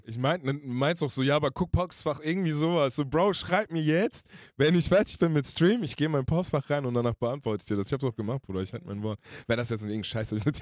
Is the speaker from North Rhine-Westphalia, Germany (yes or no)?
no; Hanau, Hesse, Germany; ich bin aus Frankfurt-Hanau